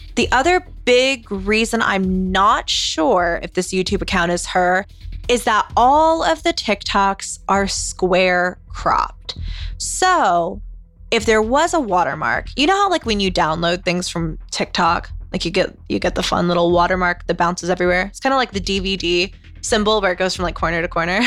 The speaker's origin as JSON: {"language": "English", "region": "the South", "country": "United States", "said": "I am from the South, yeehaw, and my parents always worked in a church growing up"}